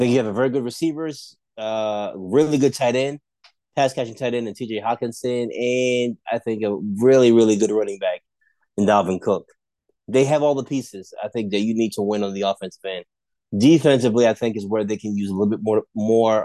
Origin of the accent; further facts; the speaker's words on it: Northeast, United States; moved away; I grew up in the Northeast